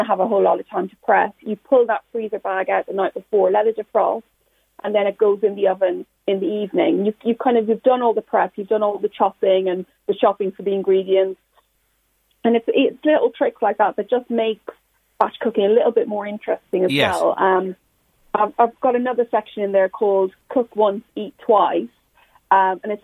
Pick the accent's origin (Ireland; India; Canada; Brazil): Ireland; when I was growing up in Ireland in like 80s and 90s